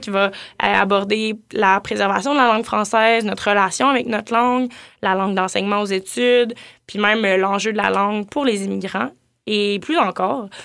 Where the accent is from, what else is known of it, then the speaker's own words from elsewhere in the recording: Gatineau, Quebec, Canada; je viens de Gatineau